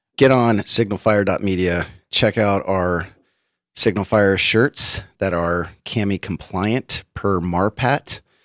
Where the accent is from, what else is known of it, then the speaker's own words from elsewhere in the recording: Bay Area, California, United States; I'm from the Bay Area